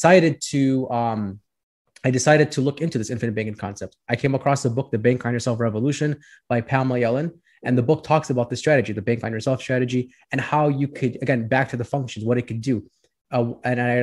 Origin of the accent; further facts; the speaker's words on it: Orland Park, Illinois, United States; also born or lived in Chicago, Illinois; So I grew up in the southwest suburbs of Chicago. It's called Orland Park.